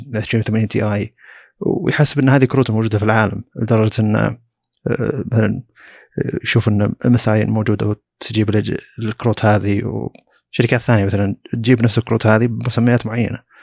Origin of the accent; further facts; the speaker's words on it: Saudi Arabia; عندنا في السعوديه